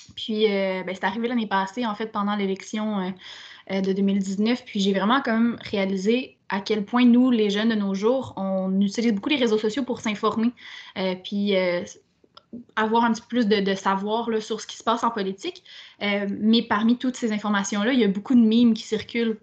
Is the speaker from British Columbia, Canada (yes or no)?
no; Quebec City, Quebec, Canada; moved away; also born or lived in Montreal; je viens de Québec